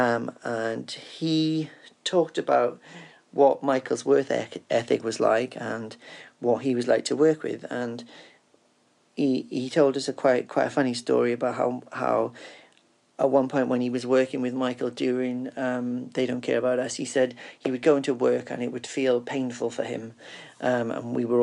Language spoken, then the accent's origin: English; Cardiff, Wales, United Kingdom; I'm from Cardiff in the UK